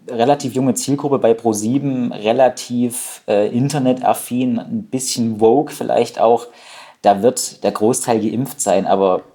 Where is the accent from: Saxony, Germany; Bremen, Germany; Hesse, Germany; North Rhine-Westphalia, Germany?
Saxony, Germany; ich komme ja aus Sachsen